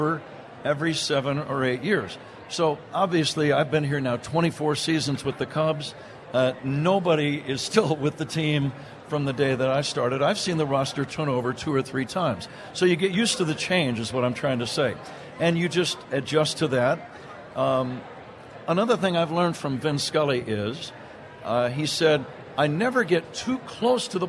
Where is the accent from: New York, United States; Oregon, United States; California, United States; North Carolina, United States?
California, United States; Bay Area, Northern; I grew up in the Bay Area, Northern California